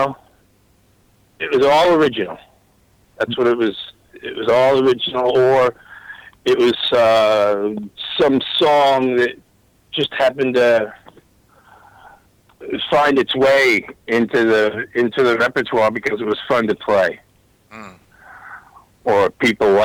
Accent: Newport, Rhode Island, United States; I grew up in Newport, Rhode Island

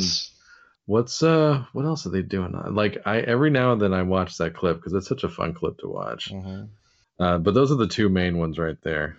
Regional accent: United States; being an American

